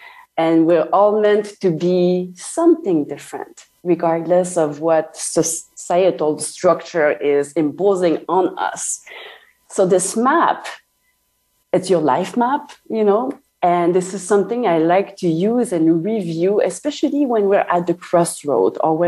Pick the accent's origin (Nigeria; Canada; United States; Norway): Canada; I'm French Canadian, by the way. I'm not French.